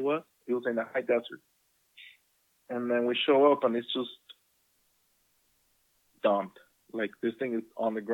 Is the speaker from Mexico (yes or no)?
yes; Guadalajara, Jalisco, Mexico; moved away; as I grew up in Guadalajara